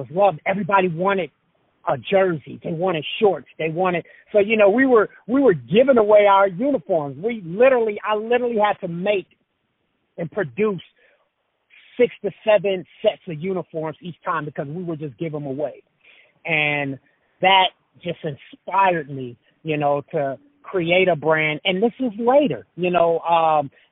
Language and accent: English; Los Angeles, California, United States; also born or lived in Idaho; I grew up in South Central L.A.